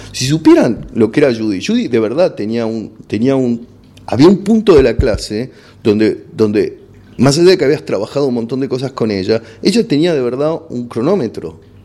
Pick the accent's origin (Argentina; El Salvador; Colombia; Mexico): Argentina; accent: Argentine; also born or lived in Los Angeles; mi acento pedorro argentino